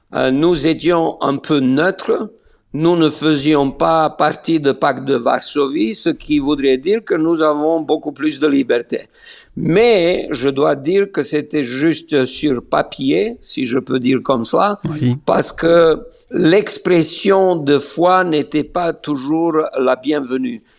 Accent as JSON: {"language": "French", "town": "Niš", "country": "Serbia", "tie": "born or raised there", "also_born_or_lived": "Belgrade", "moved": "as an adult", "lives_now": "Israel", "said": "je suis né à Niche"}